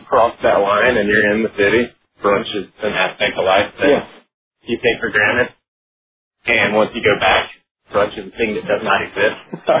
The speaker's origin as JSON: {"language": "English", "town": "Winchester", "region": "Tennessee", "country": "United States", "tie": "born or raised there", "moved": "yes", "lives_now": "New York, United States", "said": "I grew up in Winchester in 20."}